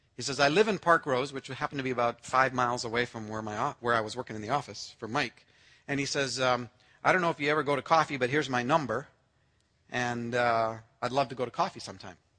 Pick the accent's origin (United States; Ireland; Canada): Canada; I'm Canadian born.